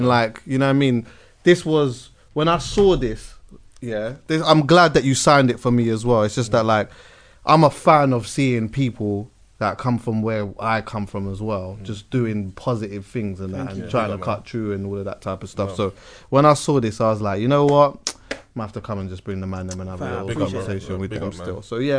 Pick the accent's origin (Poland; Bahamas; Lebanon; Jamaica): Jamaica; But as a Jamaican, there was always that element of the Aito side of things anyway.